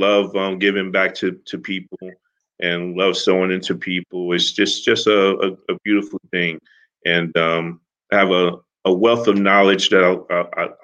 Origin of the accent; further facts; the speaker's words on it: Newark, New Jersey, United States; now in Livermore, United States; I'm originally from Newark, New Jersey, now living in Livermore, California in the Bay Area